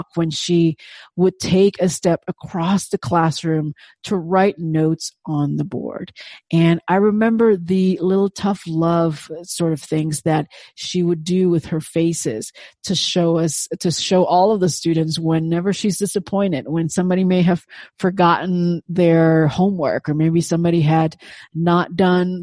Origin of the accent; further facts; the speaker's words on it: Indonesia; first language Indonesian; English is a second language; moved away as an adult; in Indonesian, of course, my native tongue